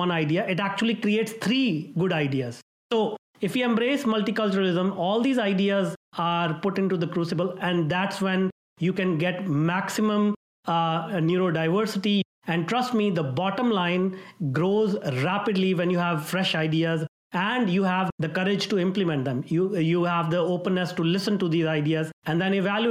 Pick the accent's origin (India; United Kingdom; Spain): India; moved away as an adult; now in Vancouver, Canada; I'm from India